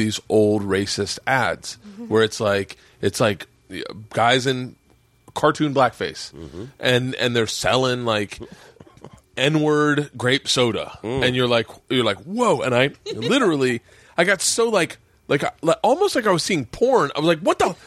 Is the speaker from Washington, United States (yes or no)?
no; Florida, United States; moved away; also born or lived in Tampa; growing up in Florida, in the South, in the 70s and 80s